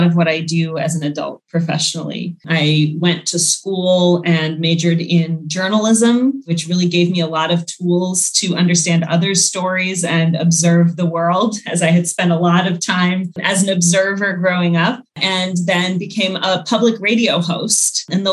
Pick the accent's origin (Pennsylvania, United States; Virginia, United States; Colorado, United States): Virginia, United States; Northern; I grew up in suburban DC, Northern Virginia